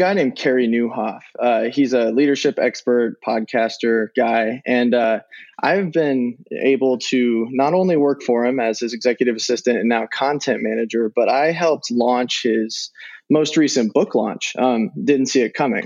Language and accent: English; Nebraska, United States; I'm from Nebraska.